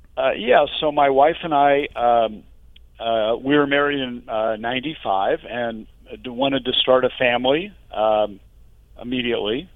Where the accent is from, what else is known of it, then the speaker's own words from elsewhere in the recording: Midwest, United States; now in Northern California, United States; I grew up in the Midwest